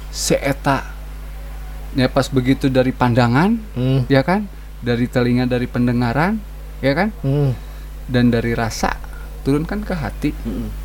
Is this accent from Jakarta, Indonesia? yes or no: no; West Java, Indonesia; ya nama Jawa Barat tersebut satu saya sebagai warga Jawa Barat.